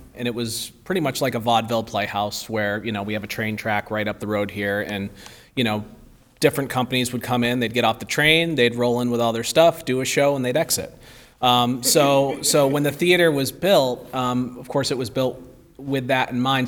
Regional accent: the Berkshires, Massachusetts, United States; moved away as an adult; I grew up here in the Berkshires and, uh, left for ten years and then came back

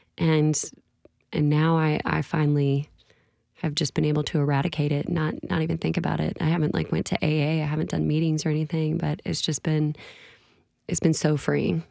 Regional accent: Illinois, United States; born or raised there; moved away as an adult; now in Nashville, United States

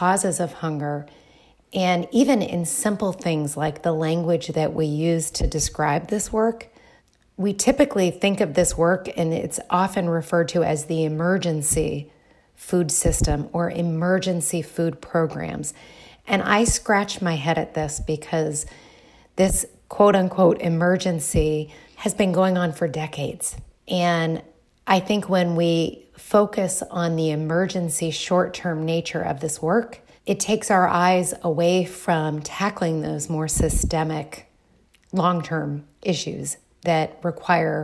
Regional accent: Dayton, Ohio, United States; moved away; also born or lived in Bloomington, Indiana; I am originally from Dayton, Ohio

